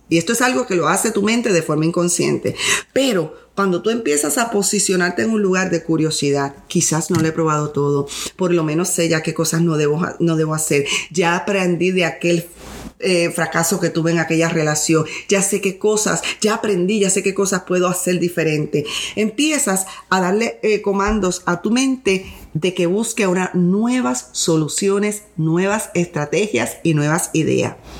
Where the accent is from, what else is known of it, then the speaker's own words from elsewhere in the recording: Puerto Rico; yo vengo de un país tercer mundo, soy de Puerto Rico